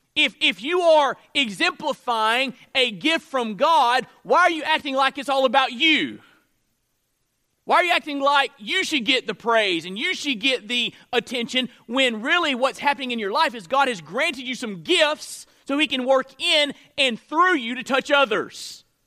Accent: Florida, United States; moved away as an adult; now in Mississippi, United States; I'm from Florida, so I'm a Florida State fan

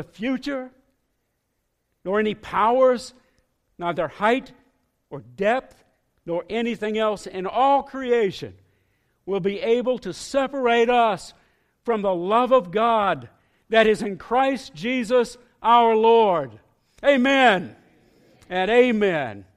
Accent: northeast Florida, United States; moved away as an adult; also born or lived in northwest Arkansas; I grew up with boats on the Atlantic Ocean in northeast Florida

